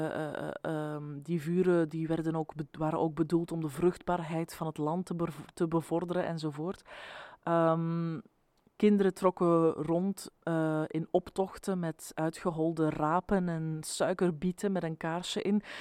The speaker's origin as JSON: {"language": "Dutch", "town": "Ypres", "region": "Flanders", "country": "Belgium", "tie": "born or raised there", "moved": "yes", "lives_now": "Brussels, Belgium", "said": "de Sint Maarten die ik ken uit mijn jeugd in Ieper"}